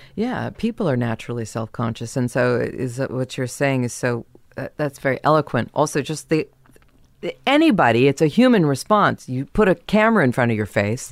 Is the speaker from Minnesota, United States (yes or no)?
no; San Diego, California, United States; also born or lived in Kansas; I was born in Kansas and then we moved to San Diego.